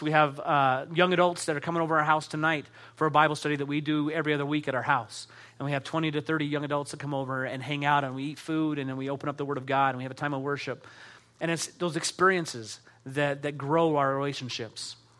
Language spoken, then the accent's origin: English; Utah, United States; I grew up here in Utah